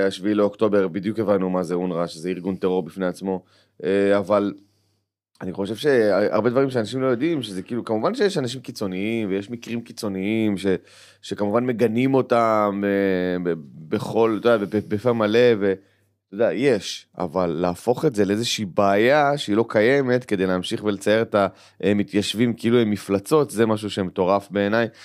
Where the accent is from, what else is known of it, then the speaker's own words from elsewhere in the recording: Kiryat Arba, Judea and Samaria, Israel; כשגדלנו בקריית ארבע, כן, חד משמעית.